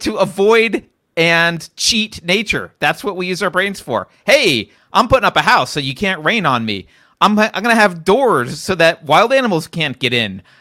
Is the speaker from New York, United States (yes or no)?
no; California, United States; as a Californian